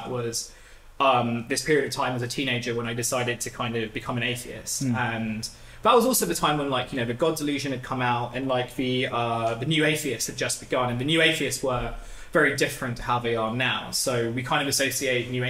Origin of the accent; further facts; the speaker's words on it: Dartford, South East England, United Kingdom; I grew up in Dartford in Kent